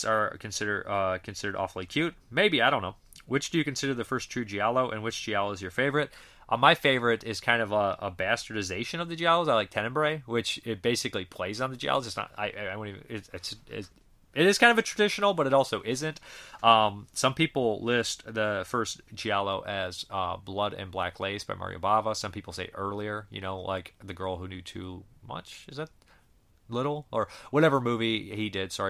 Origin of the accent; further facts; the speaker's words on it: Massachusetts, United States; people in my home state of Massachusetts